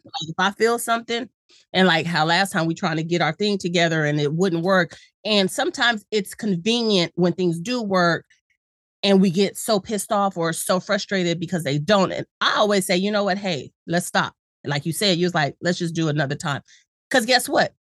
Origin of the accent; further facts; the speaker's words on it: San Diego, California, United States; I'm from Cali, I'm from San Diego